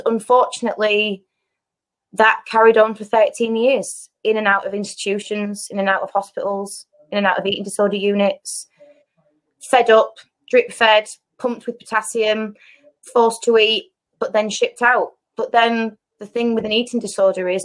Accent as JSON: {"language": "English", "country": "United Kingdom", "tie": "born or raised there", "said": "I grew up in Eastall."}